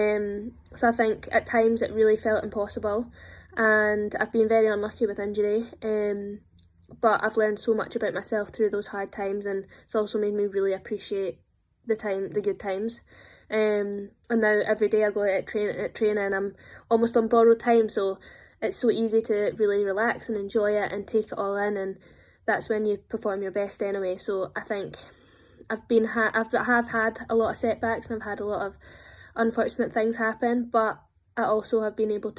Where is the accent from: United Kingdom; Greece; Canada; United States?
United Kingdom; Dunblane, Scotland; I'm from Dunblane, so we're a tennis town